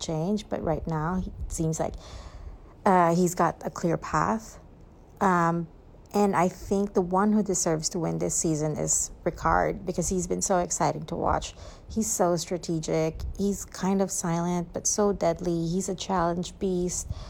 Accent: Philippines; now in Singapore; I'm also Filipino

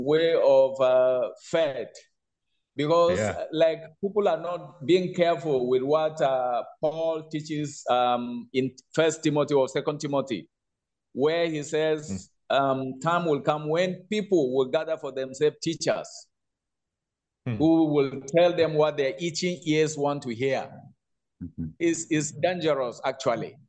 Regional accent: Nigeria; in Nigeria, we still stick

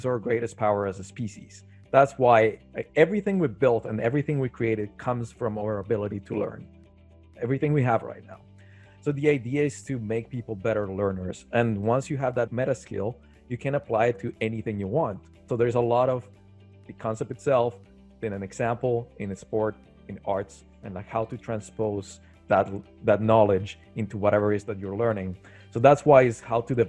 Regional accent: Medellín, Antioquia, Colombia; also born or lived in Tokyo, Japan; now in Montreal, Canada; I'm originally from South America, so that's somewhere else that I go to, Medellin, Colombia.

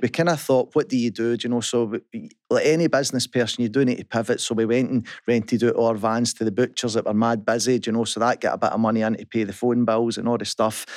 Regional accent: Kirkintilloch, Scotland, United Kingdom; I was brought up in Kirkentalik

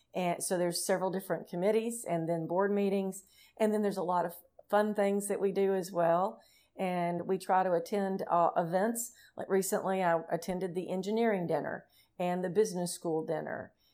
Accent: Tennessee, United States; the state of Tennessee, which is my home state

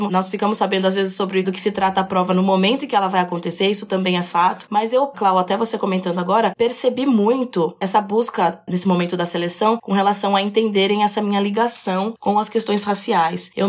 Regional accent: São Paulo, Brazil; also born or lived in Itu; Eu sou. Eu sou paulista. Paulista.

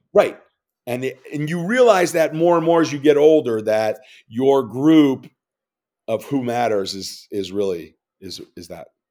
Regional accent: New York, United States; I'm a New Yorker

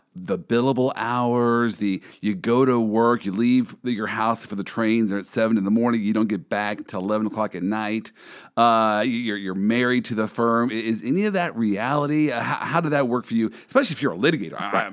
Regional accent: Kansas City, United States; I'm from the Midwest. Uh, I am from mm-hmm. Kansas City

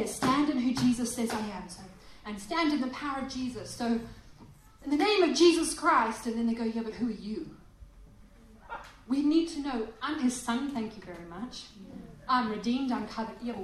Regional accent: Selebi-Phikwe, Botswana; now in Perth, Australia; I was a little girl in Africa in Salipi Pikwi

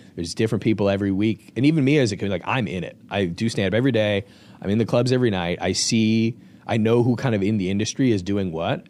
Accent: Lombard, Illinois, United States; I actually grew up here in Lombard

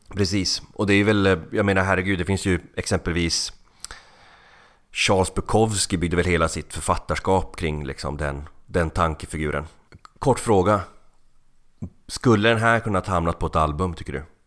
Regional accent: Finland; Jag är finne

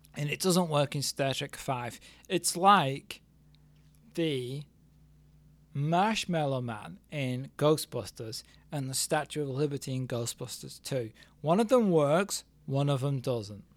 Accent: England, United Kingdom; I'm still English

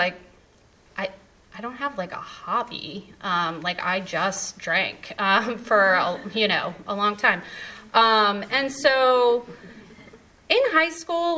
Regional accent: Raleigh, North Carolina, United States; I was born and raised in Raleigh.

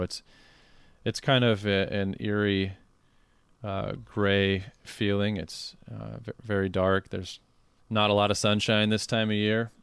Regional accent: Carroll, Iowa, United States; my hometown of Carroll, Iowa

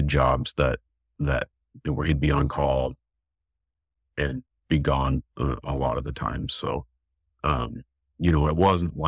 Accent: Oregon City, Oregon, United States; also born or lived in Reno, Nevada; I was born in Reno, Nevada. And I think when I was about 5, I moved up to the Northwest and to Oregon, into Oregon City with my mom

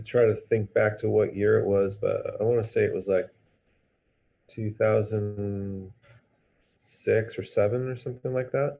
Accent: San Diego, California, United States; a break I grew up at in San Diego

